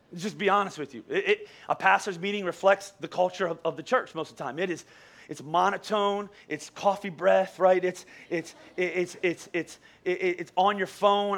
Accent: Boyertown, Pennsylvania, United States; I, I grew up in Boyertown. I went to Boyertown Elementary School

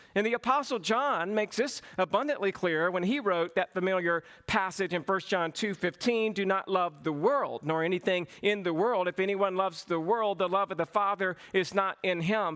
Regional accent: Cochran, Georgia, United States; accent: southern; I grew up in a small town, Cochrane, Georgia.

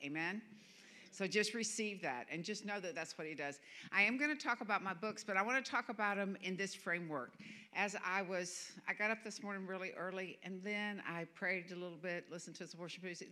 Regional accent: the American South, United States; I'm a Southerner.

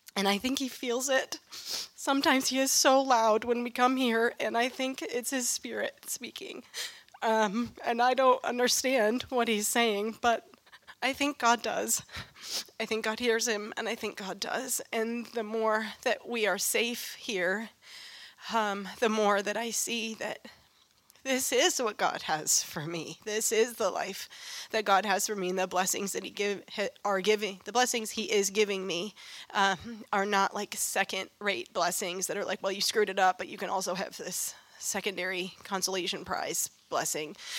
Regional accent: Western New York State, United States; I grew up in Western New York State

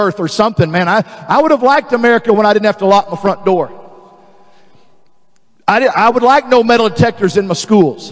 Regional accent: Dallas, Texas, United States; I was raised in Dallas

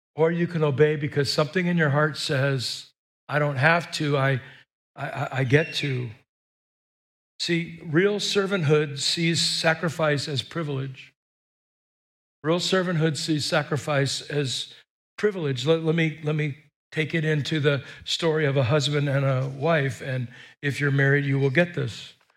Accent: United States; we're American

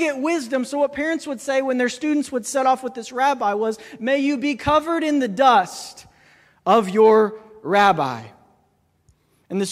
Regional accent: Kentucky, United States; I'm from Kentucky

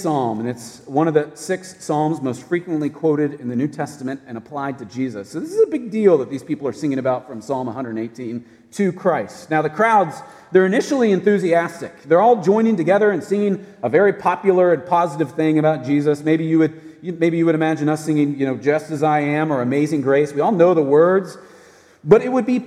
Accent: United States; as an American citizen

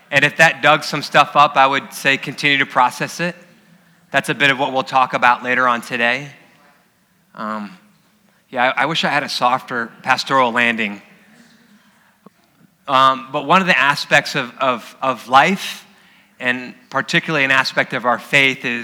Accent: Dagsboro, Delaware, United States; moved away; also born or lived in San Diego; My hometown, I'm from Dagsboro, Delaware, which is just 4 miles inland from Bethany Beach.

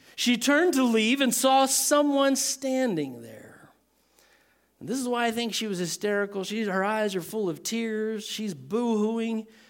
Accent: Texas, United States; I'm from Texas.

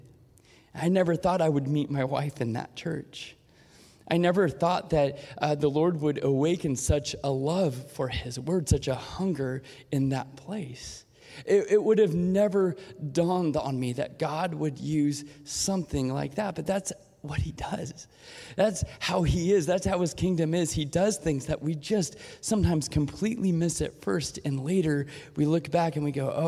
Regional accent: Portland, United States; I grew up in Portland

